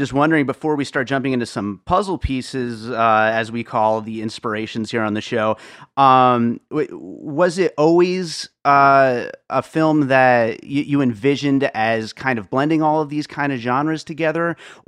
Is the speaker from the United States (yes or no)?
yes; Pennsylvania, United States; also born or lived in Brooklyn, New York; I was born in Brooklyn and grew up in Pennsylvania